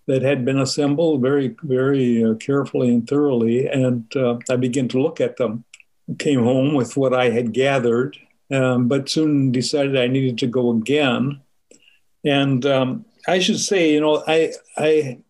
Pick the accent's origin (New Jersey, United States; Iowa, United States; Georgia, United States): Iowa, United States; moved away; also born or lived in Minnesota / St. Paul, Minnesota; I grew up in Iowa, but my parents were from Minnesota. I was born in Minnesota